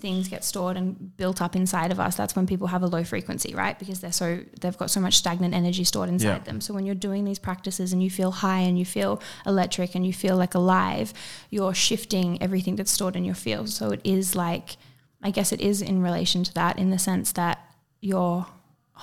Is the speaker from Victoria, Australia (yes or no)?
no; Byron Bay, New South Wales, Australia; I grew up in Byron